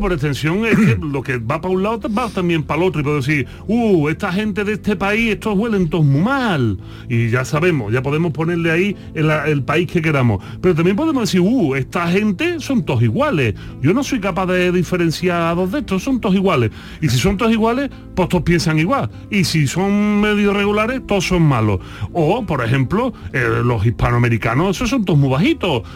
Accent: Andalusia, Spain; nos dicen los andaluces

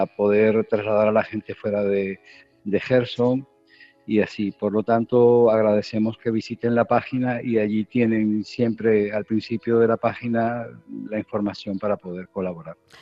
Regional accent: Spain; moved away as an adult; also born or lived in Kherson, Ukraine; como español te puedo hablar de mi vida allí. Allí eh, he vivido 10 años felices

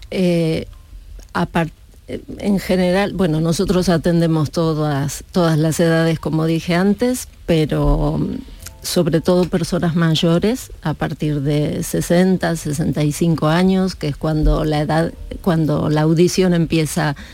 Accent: Argentina; also born or lived in Andalusia; now in Spain; Argentina, pero hace 35 años que vivo aquí.

